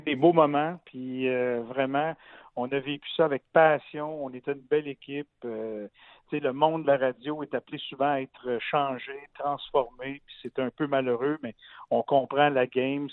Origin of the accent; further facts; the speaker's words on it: Gatineau, Quebec, Canada; moved away as an adult; also born or lived in Montreal; un petit gars de Gatineau qui, euh, qui avait roulé sa bosse dans le monde de la radio